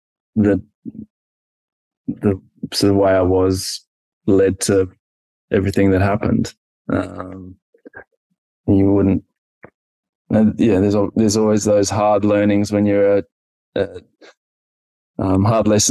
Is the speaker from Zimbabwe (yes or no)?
yes; Zimbabwe; now in Australia; growing up in Zimbabwe